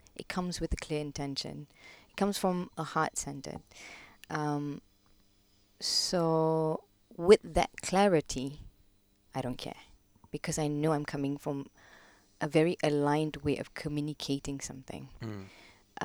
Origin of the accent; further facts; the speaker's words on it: Kuala Lumpur, Malaysia; moved away as an adult; now in London, United Kingdom; I was born in Malaysia, born, brought up Malaysian, uh, Kuala Lumpur